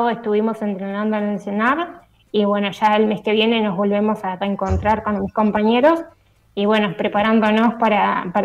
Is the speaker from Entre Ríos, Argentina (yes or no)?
yes; Gualeguay, Entre Ríos, Argentina; Sí, soy psicóloga social, vivo en Gualeguay, Entre Ríos